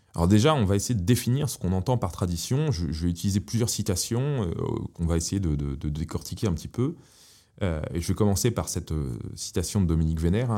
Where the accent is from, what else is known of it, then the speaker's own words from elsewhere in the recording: Paris, Île-de-France, France; moved away; J'ai, grandi à Paris